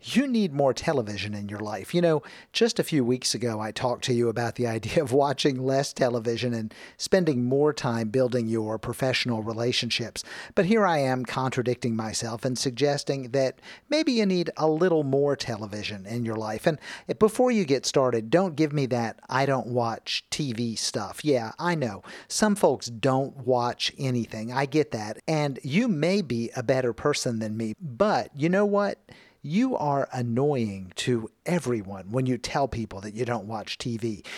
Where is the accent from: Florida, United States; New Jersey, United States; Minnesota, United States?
Florida, United States; Miami; moved away; I grew up in Miami